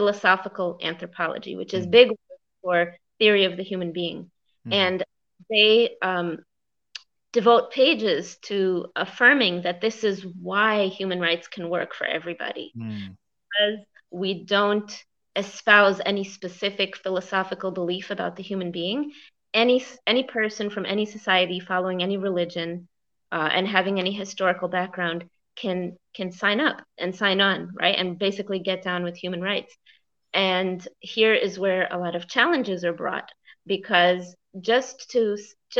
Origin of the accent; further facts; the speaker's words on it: United States; as an American